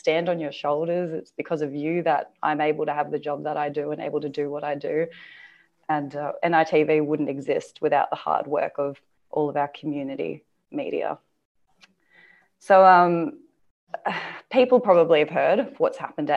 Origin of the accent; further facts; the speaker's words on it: Warlpiri country, Tanami Desert, Northern Territory, Australia; now in Sydney, Australia; My country is Walpiri country, like Bhuva said, in the Tanami Desert.